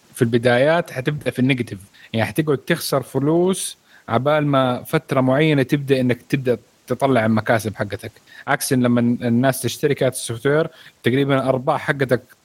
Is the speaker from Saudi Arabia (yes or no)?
yes; Saudi Arabia; عندنا في السعوديه